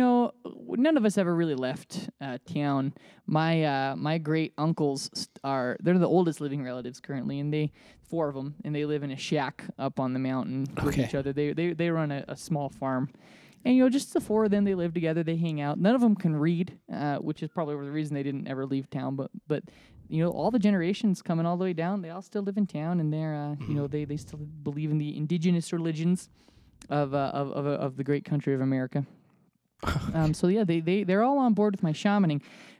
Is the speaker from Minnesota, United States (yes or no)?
yes; Minnesota, United States; remember that I'm from Minnesota. My father's from New York and he's got a really strong New York accent. And sometimes it cuts through after I've been drinking.